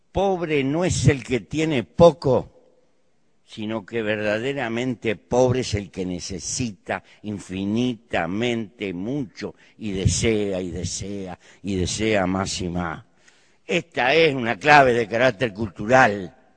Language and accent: Spanish; Uruguay; Pertenezco a un pequeño país muy bien dotado de recursos naturales para vivir. En mi país hay 3 millones de habitantes, poco más, 3 millones 200